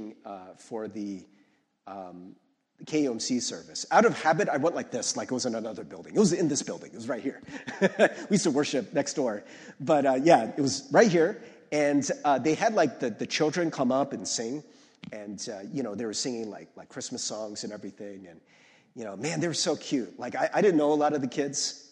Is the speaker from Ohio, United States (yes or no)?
yes; Ohio, United States; moved away; I'm from Ohio originally